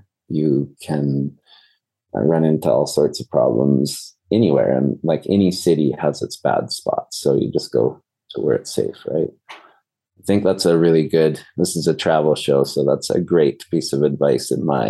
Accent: Peru; And, you know, I grew up in Peru, and when my parents went to Peru in 1994, it was like the worst country in the world to go to.

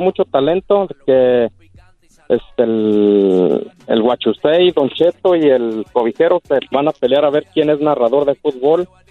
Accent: Puruándiro, Michoacán, Mexico; mi tierra, Casaviejas, Michoacán, municipio Purándiro

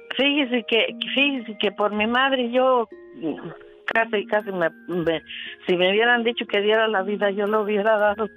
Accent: La Soledad, Michoacán, Mexico; Yo crecí en la Soledad, municipio de Chavina, Michoacán, México.

